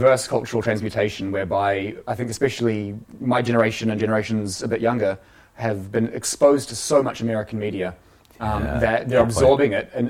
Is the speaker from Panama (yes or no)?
no; New Zealand; why I, as a Kiwi, am really passionate about being a Kiwi